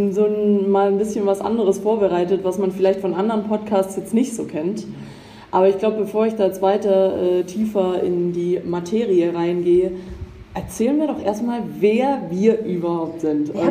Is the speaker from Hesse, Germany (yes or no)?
no; Baden-Württemberg, Germany; Schwabe bin ich auch.